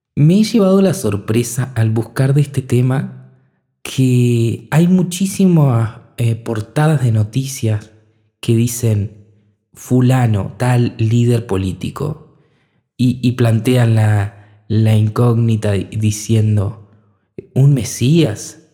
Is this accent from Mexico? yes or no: no; Argentina; en mi país, por ejemplo, hablando desde cerca, Argentina